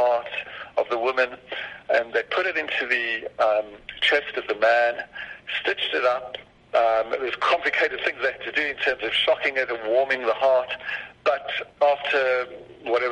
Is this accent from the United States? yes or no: no; South Africa; I was only 6 years old in 67, so I was, for me as a South African